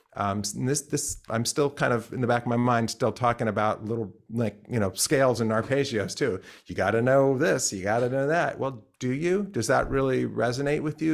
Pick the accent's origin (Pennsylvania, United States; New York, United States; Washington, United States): Pennsylvania, United States; I grew up in Pennsylvania